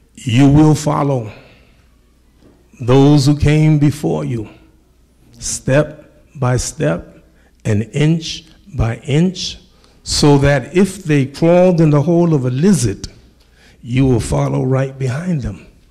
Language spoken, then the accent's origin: English; United States; This is my country. I'm American. I'm American.